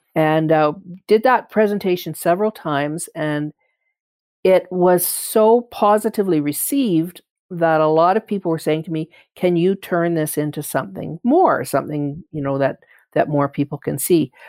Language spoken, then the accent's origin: English; Calgary, Alberta, Canada; I identify as a Calgarian strongly. I identify as a Canadian strongly because I have never lived anywhere else. I was born here